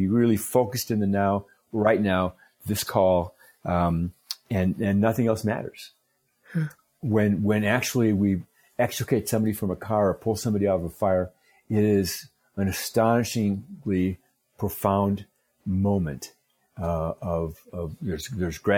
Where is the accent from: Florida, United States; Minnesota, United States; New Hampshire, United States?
Minnesota, United States; I grew up in Minnesota, and Minnesota's very Scandinavian